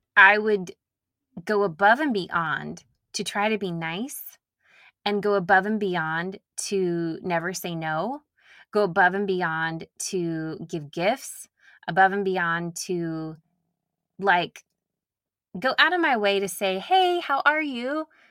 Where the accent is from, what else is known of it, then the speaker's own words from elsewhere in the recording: Nashville, Tennessee, United States; accent: Southern; I grew up in Nashville